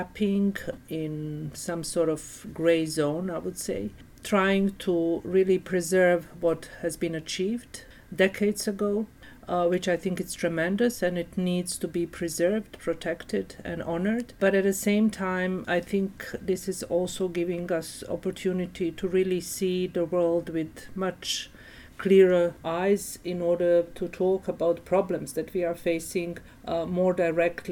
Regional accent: Sarajevo, Federation of Bosnia and Herzegovina, Bosnia & Herzegovina; moved away; I'm from Sarajevo, from Bosnia and Herzegovina. I was born and raised there

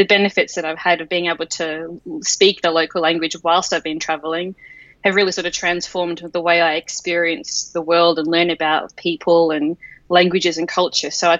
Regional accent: Australia; I am obviously Australian

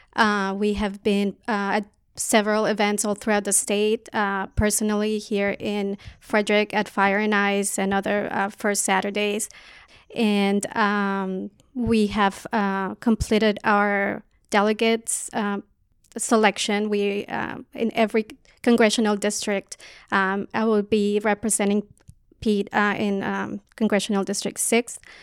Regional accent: Colombia; now in United States; I'm an immigrant from Colombia

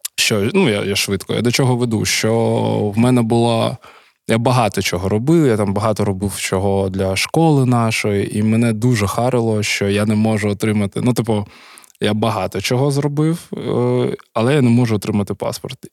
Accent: Kharkiv, Kharkiv Oblast, Ukraine; я народився у місті Харкові.

